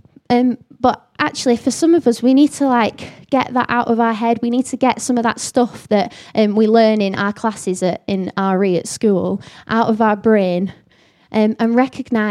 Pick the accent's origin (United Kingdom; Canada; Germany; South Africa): United Kingdom; the north of England; accent: northern; I've got a northern accent